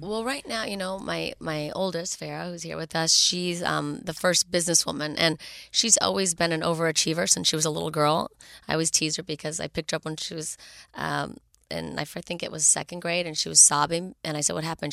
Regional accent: Los Angeles, California, United States; born and raised in Los Angeles

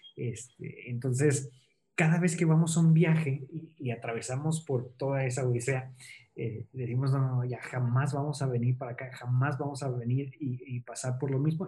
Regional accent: Toluca, State of Mexico, Mexico; moved away as an adult; now in Nepal; yo soy de Toluca

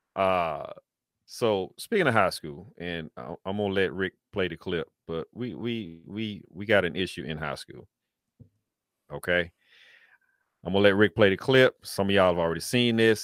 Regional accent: Tennessee, United States; Antioch, Tennessee, which is my home state

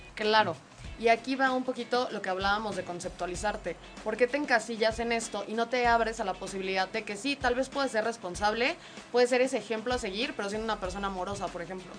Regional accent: Mexico; los mexicanos son súper cálidos, nos encanta

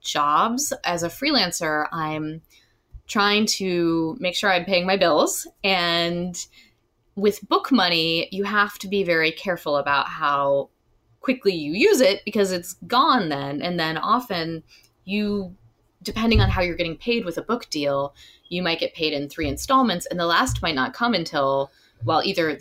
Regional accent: Alabama, United States; also born or lived in Illinois; I grew up in Alabama partly and in Illinois partly, so I'm like both of these characters in a way.

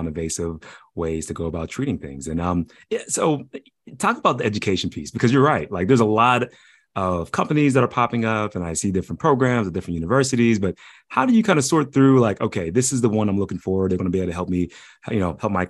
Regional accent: Pittsburgh, Pennsylvania, United States; I'm from Pittsburgh

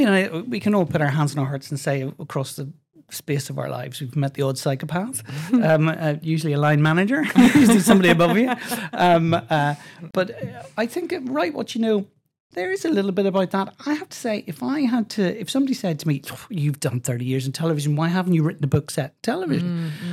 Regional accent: Belfast, Northern Ireland, United Kingdom; I'm from Belfast.

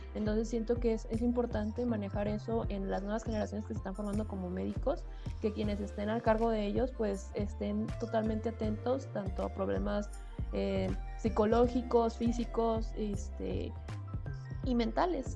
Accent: Guadalajara, Jalisco, Mexico; Yo soy de Guadalajara

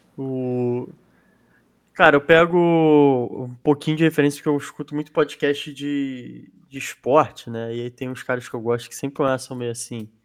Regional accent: Brazil; enquanto brasileiro

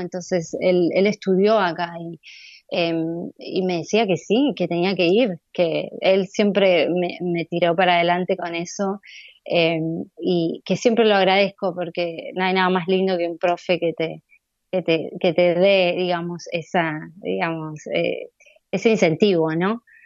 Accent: Necochea, Buenos Aires Province, Argentina; moved away as an adult; now in New York, United States; yo nací en Ecochea

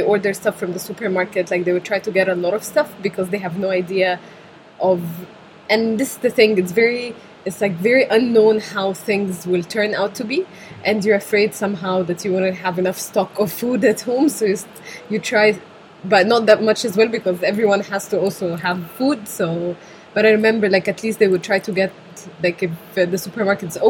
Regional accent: Cairo, Cairo Governorate, Egypt; moved away as an adult; now in Wrocław, Poland; I've been born and raised in Cairo for, 24 years now

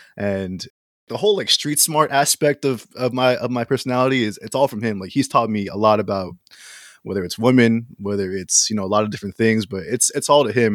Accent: Philippines; I'm Filipino.

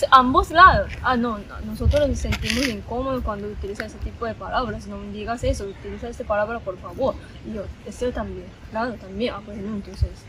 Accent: Japan; Spanish is a second language; moved away as an adult; also born or lived in Colombia / China; yo soy de Japón

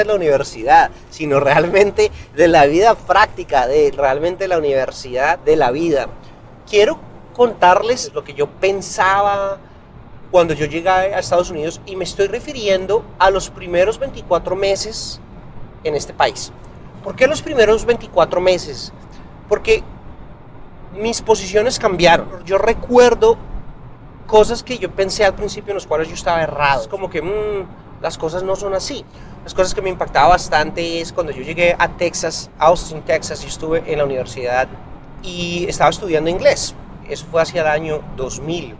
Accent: Colombia; moved away as an adult; now in United States; como colombiano viviendo aquí

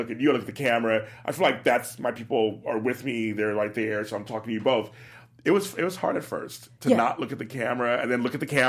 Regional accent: Louisiana, United States; Yeah, I'm from Louisiana. From Louisiana.

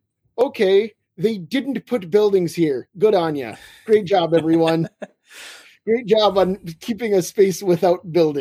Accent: North Dakota, United States; also born or lived in Twin Cities, Minnesota; now in Minneapolis, United States; I'm from a very small town also in North Dakota, as you know, a very small town. And I mean, I don't live there now. I live in the Twin Cities

